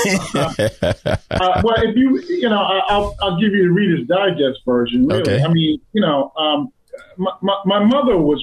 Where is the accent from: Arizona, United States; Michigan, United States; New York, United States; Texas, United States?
New York, United States; New York City; I'm from Brooklyn, New York, so I'm from Bed-Stuy, Brooklyn.